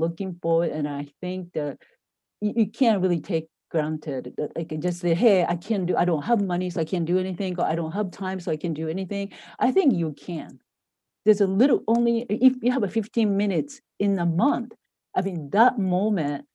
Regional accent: Japan; moved away as an adult; now in United States; I grew up in Japan

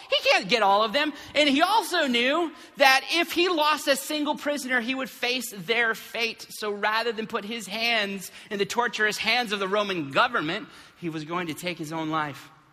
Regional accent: Flint, Michigan, United States; when we were kids, uh, growing up in Flint

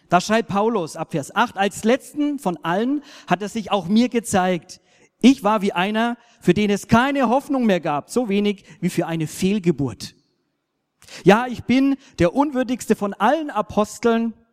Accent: Germany; als ein Deutscher, sage ich mal, sehe ich vielleicht die blinden Flecke in der Kultur.

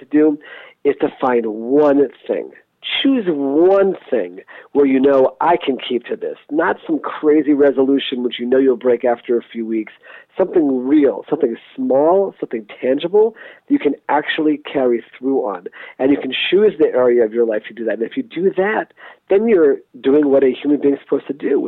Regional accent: United States; growing up in America

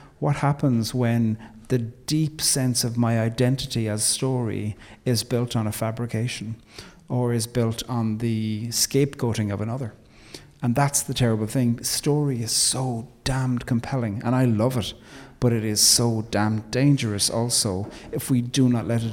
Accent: Ireland; we love to forget that part of the story as Irish people

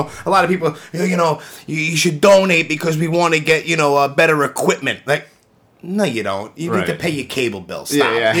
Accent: New York City, New York, United States; also born or lived in Rockaway / Howard Beach; Well, I live in Bath Beach right now. Right. I was all over the place. I grew up in Canarsie.

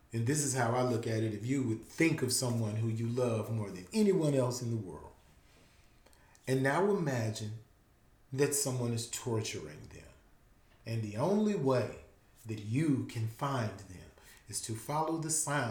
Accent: Louisiana, United States; We're from Louisiana

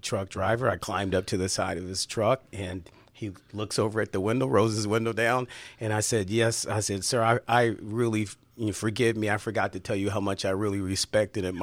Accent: Chicago, Illinois, United States; I was born on the south side of Chicago. I said, I'm from Chicago.

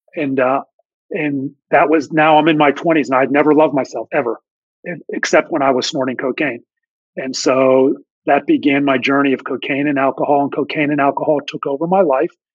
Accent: Pittsburgh, Pennsylvania, United States; now in Dallas, United States; I grew up in Pittsburgh, PA, born and raised

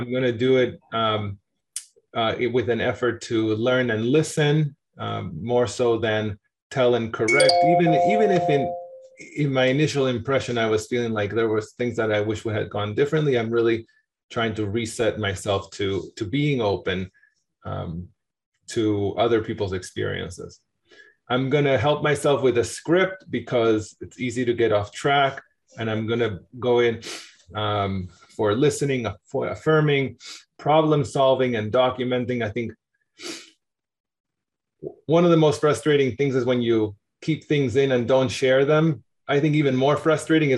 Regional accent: Argentina; also born or lived in New York, United States; now in Boston, United States; I'm from Argentina originally.

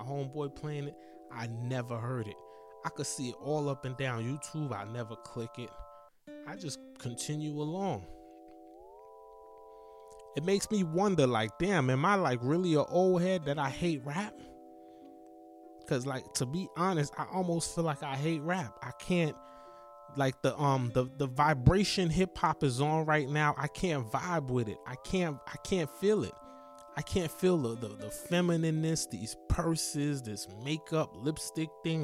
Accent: East Coast, United States; I'm from the East Coast

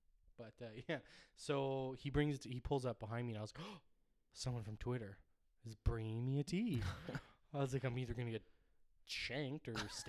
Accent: Ireland; I'm Irish, okay, that is tea.

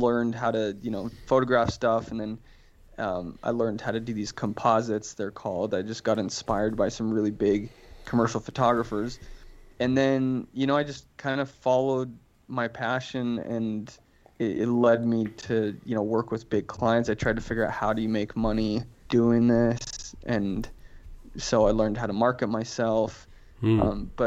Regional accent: Florence, Tuscany, Italy; now in Utah, United States; I was born in Florence, Italy

